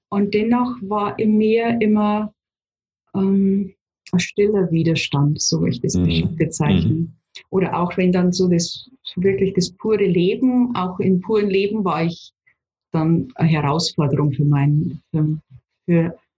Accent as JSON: {"language": "German", "region": "Bavaria", "country": "Germany", "tie": "born there", "said": "Also ich lebe in Niederbayern, bin in mhm. Niederbayern auch geboren, komme aus einer Familie, habe einen Bruder"}